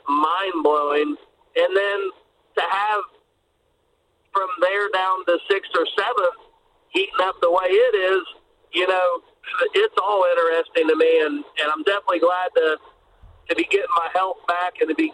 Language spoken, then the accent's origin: English; Preble County, Ohio, United States; Preble's my hometown